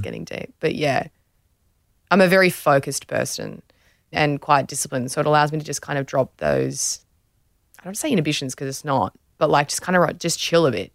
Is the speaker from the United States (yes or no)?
no; Australia; former Australian beach sprinter and fitness trainer